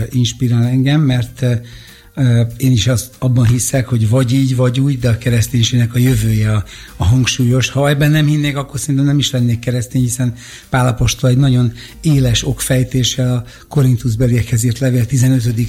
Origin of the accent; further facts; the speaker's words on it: Budapest, Hungary; én itt ebben a közegben növekedtem fel